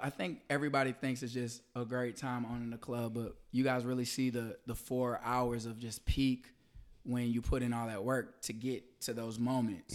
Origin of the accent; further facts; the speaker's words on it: St. Louis, Missouri, United States; moved away as an adult; also born or lived in Atlanta, Georgia; I'm from Saint Louis, Missouri. Uh, I moved to Atlanta to go to Morehouse College